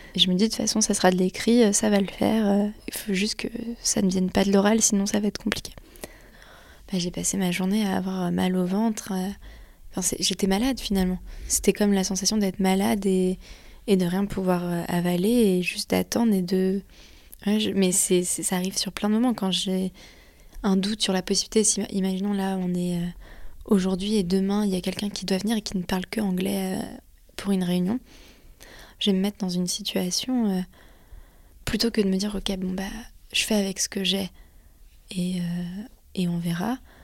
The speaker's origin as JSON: {"language": "French", "country": "France", "said": "je suis française"}